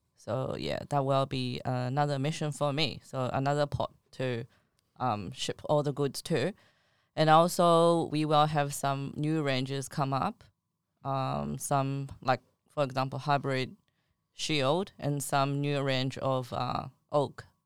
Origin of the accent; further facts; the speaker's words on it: China; now in Australia; I'm from China.